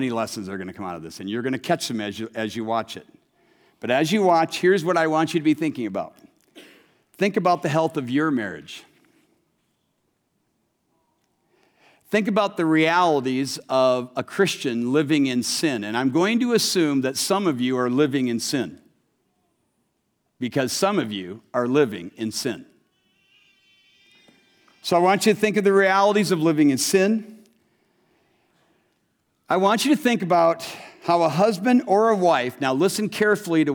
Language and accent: English; Waterloo, Iowa, United States; moved away; I'm from Waterloo, so I had family and friends I could visit